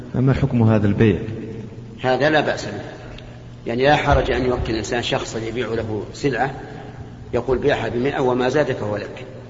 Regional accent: Saudi Arabia; عندنا في المملكة العربية السعودية

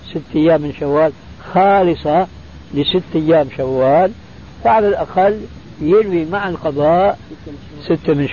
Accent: Damascus, Damascus Governorate, Syria; وأنا مالي كما يقول عندنا في الشام حشو الكبة

